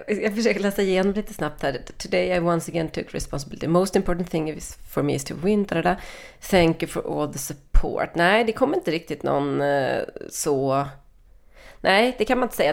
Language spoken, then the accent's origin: Swedish; Sweden; jag som svensk